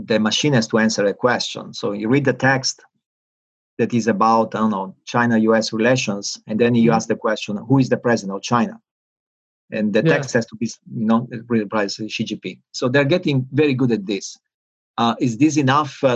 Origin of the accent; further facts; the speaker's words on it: Italy; moved away as an adult; also born or lived in California; in Italy, my home country